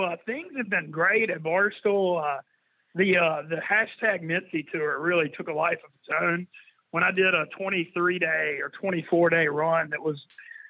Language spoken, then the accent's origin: English; Monroe, Louisiana, United States; My dad's from Louisiana. I grew up in Louisiana and went to Ole Miss